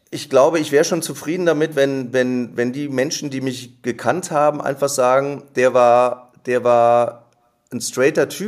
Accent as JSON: {"language": "German", "town": "Neuss", "region": "North Rhine-Westphalia", "country": "Germany", "tie": "born or raised there", "said": "Ja, ich habe einen Freundeskreis in meiner Heimatstadt in Neuss ähm, wir haben und wir haben, äh, wir sind zusammen zur Schule gegangen, wir haben zusammen Abitur gemacht"}